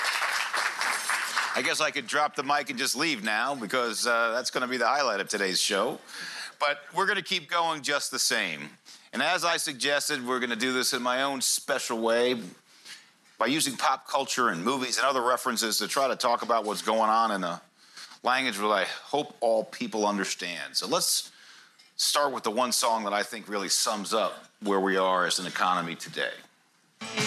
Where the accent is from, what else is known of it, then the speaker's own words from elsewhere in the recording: United States; as an American